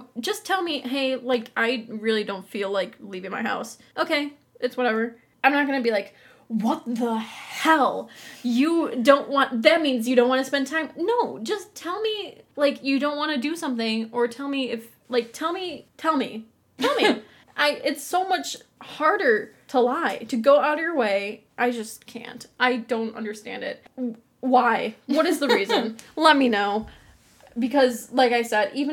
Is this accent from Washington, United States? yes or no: no; Buffalo, New York, United States; I was born in Buffalo, New York on September at a Tuesday evening